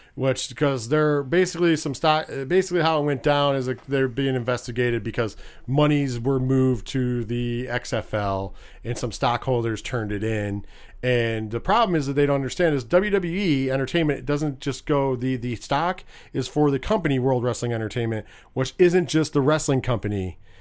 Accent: New York, United States; I'm from New York

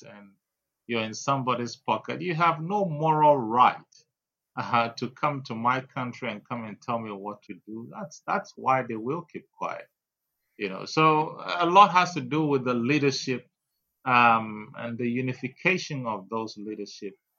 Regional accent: Keta, Volta, Ghana; I am a Ghanaian, full blooded Ghanaian, born in Keta.

